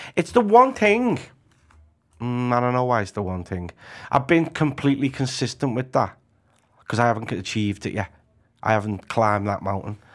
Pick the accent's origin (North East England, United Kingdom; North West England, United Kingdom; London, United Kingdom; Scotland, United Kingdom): North West England, United Kingdom; Liverpool; also born or lived in Anfield, Liverpool; I'm from the bright lights of Walton. Yeah. Originally, it was from, um, sort of Breck Roads, Anfield area